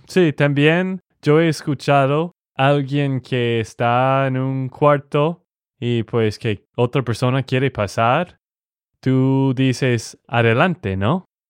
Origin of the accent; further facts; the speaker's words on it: Texas, United States; de Texas, Estados Unidos